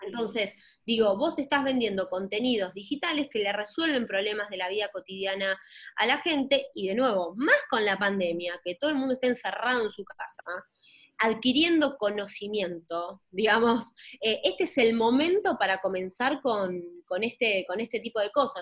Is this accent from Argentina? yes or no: yes; Argentina; siendo de Argentina